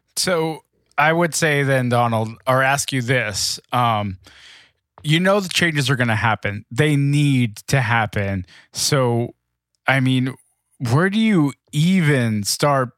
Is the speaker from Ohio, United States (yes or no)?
no; Los Angeles, California, United States; my hometown Lakers